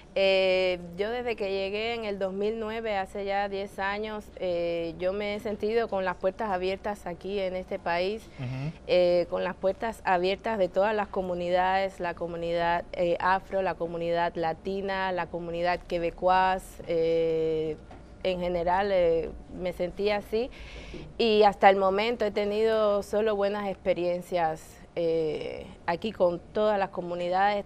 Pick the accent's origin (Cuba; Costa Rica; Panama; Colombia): Cuba; Havana; now in Canada; viviendo en mi país, en La Habana, en Cuba